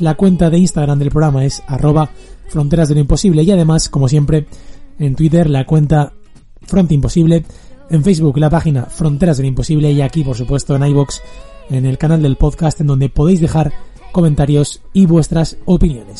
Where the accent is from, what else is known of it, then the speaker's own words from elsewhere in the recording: Spain; como españoles nos podemos sentir eh, muy orgullosos